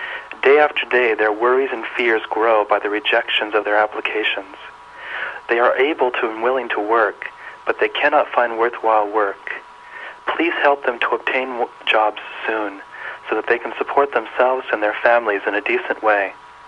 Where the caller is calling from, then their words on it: Boynton Beach, Florida, United States; I'm calling from Boynton Beach, Florida.